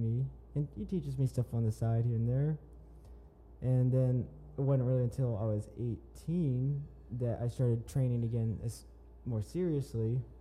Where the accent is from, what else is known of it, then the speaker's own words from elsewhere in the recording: Jenks, Oklahoma, United States; also born or lived in Tulsa, Oklahoma; I'm from this area. I grew up and went to Jinx, graduated from there